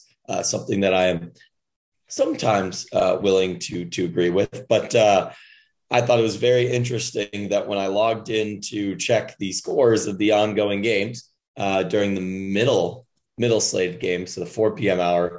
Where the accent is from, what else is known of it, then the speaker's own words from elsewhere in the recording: Midwest, United States; me as a Midwesterner